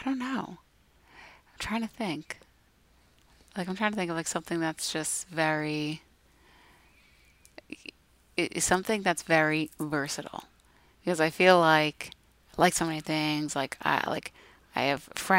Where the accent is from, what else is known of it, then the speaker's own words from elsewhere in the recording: United States; I'm such an American.